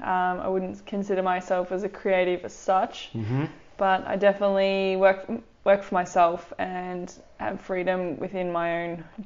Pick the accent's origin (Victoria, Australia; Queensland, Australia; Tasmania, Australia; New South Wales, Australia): Victoria, Australia; Timboon; also born or lived in Rokewood; So we grew up in Timboon, Berrigarra, Rokewood, and...